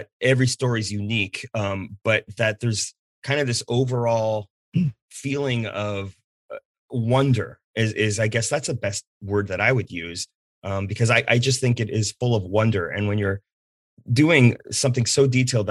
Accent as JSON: {"language": "English", "region": "Pacific Northwest", "country": "United States", "tie": "born or raised there", "said": "I grew up here in the Pacific Northwest"}